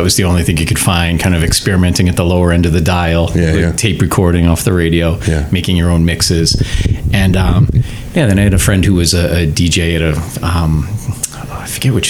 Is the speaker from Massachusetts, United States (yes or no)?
yes; Middleton, Massachusetts, United States; I grew up in the town of Middleton. Mm-hmm. So I went to Masconomet, and had a lot of friends in the Danvers, Peabody, Salem area.